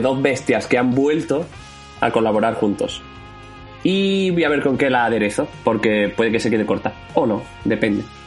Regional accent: Jaén, Andalusia, Spain; now in Málaga, Spain; Volver a Jaén, ¿no? Volver a mi tierra

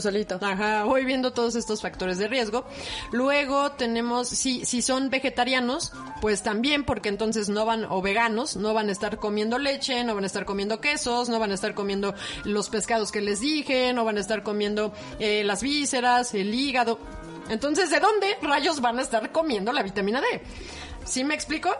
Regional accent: Mexico; también somos mexicanos, somos morenos

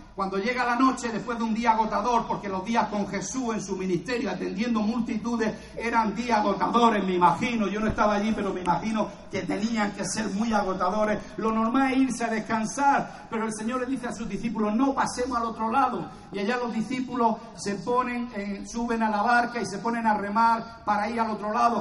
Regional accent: Cartagena, Region of Murcia, Spain; soy de Cartagena

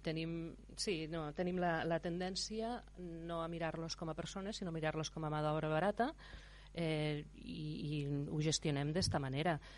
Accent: Terra Alta, Catalonia, Spain; jo sóc de la Terra Alta

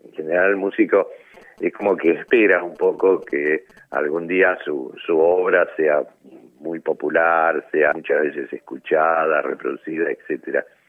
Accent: Argentina

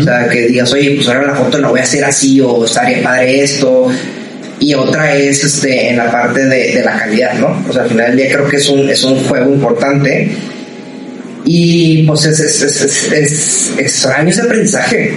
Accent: Ciudad Juárez, Chihuahua, Mexico; moved away as an adult; now in Monterrey, Mexico; yo soy de Juárez, Chihuahua. Este, cuando yo me vengo a estudiar a Monterrey, que aquí sigo

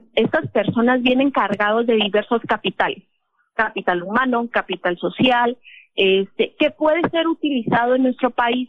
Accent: Ciudad Juárez, Chihuahua, Mexico; moved away as an adult; now in Tijuana, Mexico; soy de Ciudad Juárez, viví mucho tiempo en Ciudad Juárez y pues los últimos seis años en Tijuana

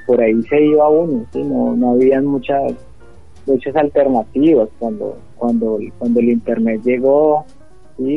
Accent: Ibagué, Tolima, Colombia; nací aquí en Ibagué, eh, tengo siempre, parece que el barrio Jordán y sus alrededores me, persiguen, viví hasta los 12 años en la cuarta etapa del Jordán

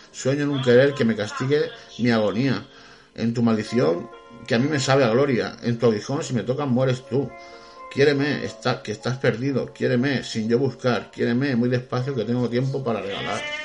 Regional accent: Spain; somos los españoles emprendedores

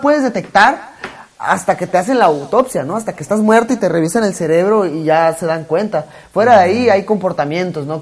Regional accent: Mexico; yo como mexicano me siento muy orgulloso

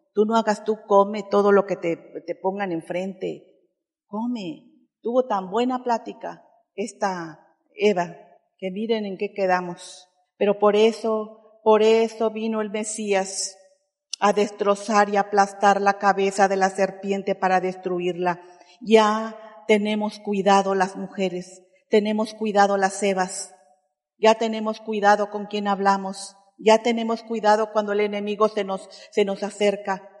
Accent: Oaxaca, Mexico; perdónanos como oaxaqueños

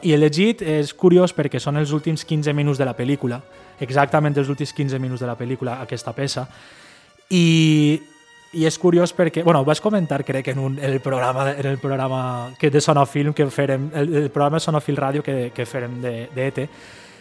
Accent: Ondara, Valencian Community, Spain; now in Beniarbeig, Spain; jo visc en Benyarbeig, visc en Benyarbeig, però jo he fet la meva vida en Ondara

